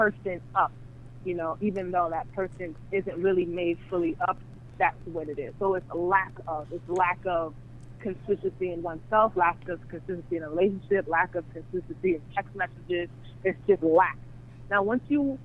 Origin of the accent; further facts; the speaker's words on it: Long Island, New York, United States; I'm from Long Island, New York